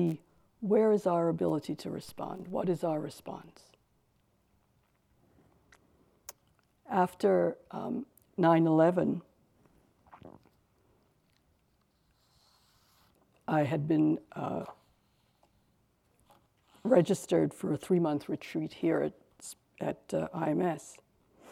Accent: New York, United States; I'm from New York, I live in New York, a little out of the city, but I spent a lot of years living in the city

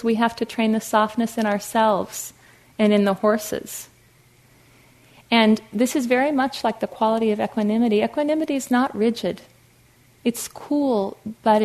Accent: Fargo, North Dakota, United States; I grew up in Fargo, North Dakota, like the movie

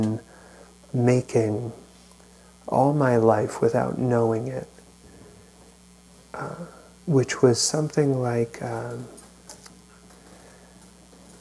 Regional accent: New York, United States; now in California, United States; I grew up in New York and was out here for 9/11

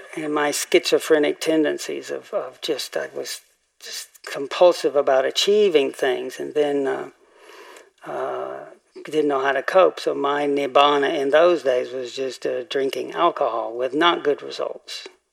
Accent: Tennessee, United States; moved away; growing up in Tennessee

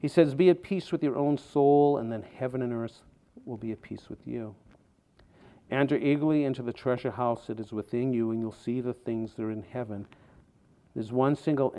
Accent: outside of Boston, Massachusetts, United States; When I was 16, growing up outside of Boston

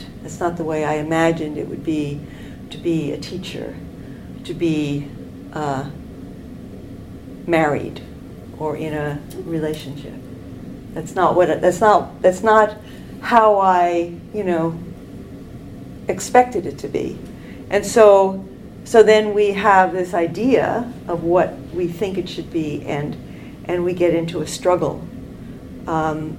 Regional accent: New York, United States; moved away as an adult; now in Canada; I grew up in New York

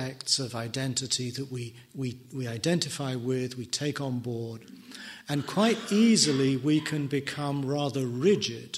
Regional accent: England, United Kingdom; I am an English person

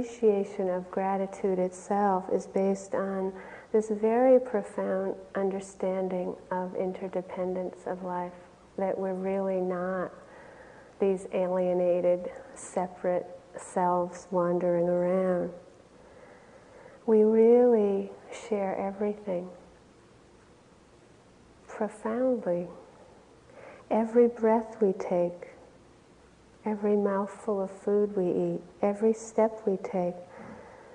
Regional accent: Wayland, Massachusetts, United States; where I grew up in Wayland, Massachusetts

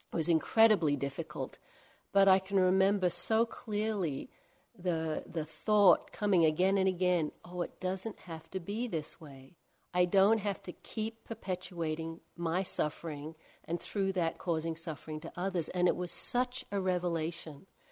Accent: Australia; Not from Perth, I'm from Australia

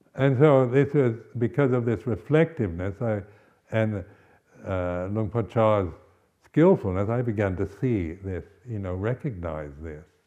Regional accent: West Coast of the United States, United States; moved away as an adult; also born or lived in Berkeley, United States / Malaysia / Thailand / India; now in England; I'm from the West Coast of the United States

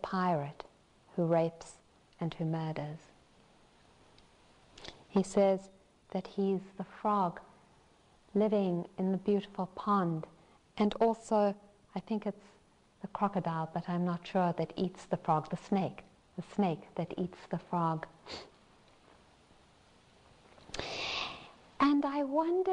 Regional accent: South Africa; I'm South African

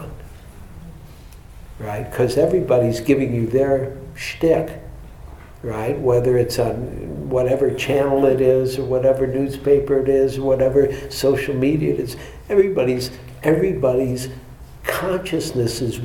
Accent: Michigan, United States; I'm from Michigan

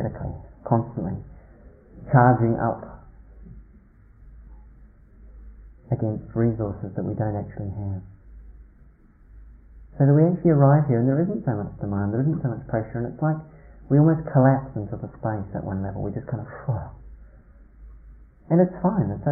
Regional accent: New Zealand; moved away; When I was a teenager growing up in New Zealand, as I did in the country

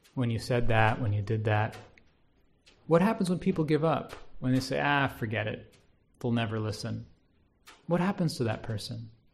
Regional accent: United States; being an American

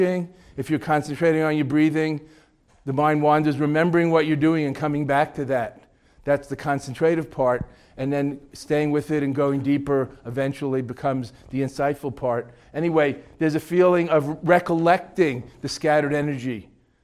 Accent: New York, United States; also born or lived in Boston; I'm from New York

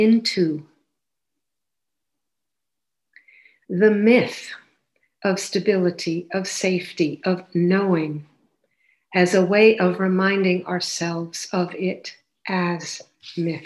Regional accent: United States; moved away as an adult; now in Canada; I grew up in the States and I lived there till around 40, 41

